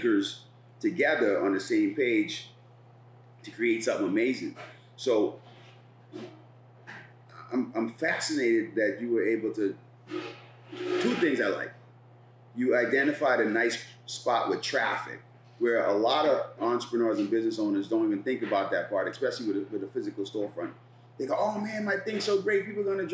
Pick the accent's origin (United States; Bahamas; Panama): Bahamas; moved away; I'm an immigrant from the Bahamas, my first job here, I was a dishwasher.